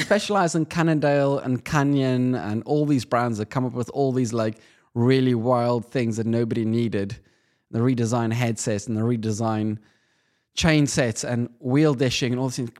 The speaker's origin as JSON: {"language": "English", "country": "South Africa", "said": "Being South African"}